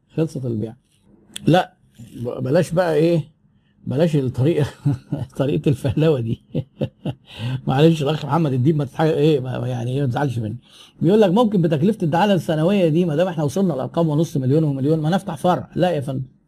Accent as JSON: {"language": "Arabic", "country": "Egypt", "said": "احنا عندنا في مصر"}